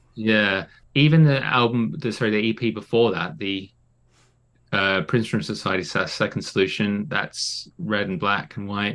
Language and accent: English; Australia; now in United Kingdom; growing up in Oz